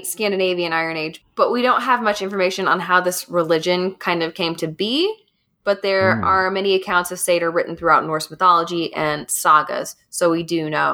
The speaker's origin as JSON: {"language": "English", "region": "Kentucky", "country": "United States", "accent": "Kentucky", "said": "my Kentucky accent's coming out"}